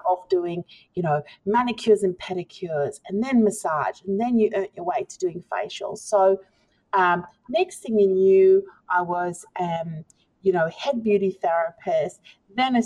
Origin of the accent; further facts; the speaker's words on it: South Africa; moved away as an adult; I am from South Africa originally.